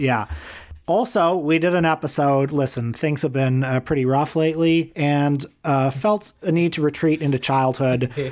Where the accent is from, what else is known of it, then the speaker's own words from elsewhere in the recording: Toronto, Ontario, Canada; I grew up around Kipling and Eglinton and Etobicoke.